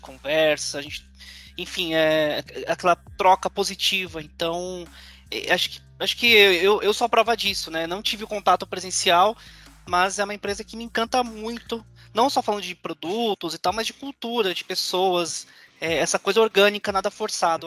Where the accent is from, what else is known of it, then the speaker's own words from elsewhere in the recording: São Paulo, Brazil; eu não sou da região de Campinas, sou, sou de São Paulo